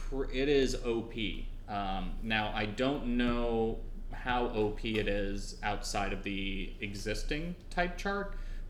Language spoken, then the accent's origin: English; Trinidad & Tobago; born there; As I mentioned, I was born in Trinidad, and the Trinidadian flag colors are red, white, and black, so that color combination is pretty damn close to my native flag.